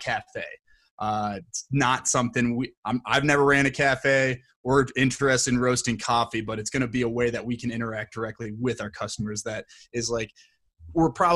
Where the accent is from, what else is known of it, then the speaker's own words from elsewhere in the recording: Plymouth, Minnesota, United States; I was born and raised in Plymouth, Minnesota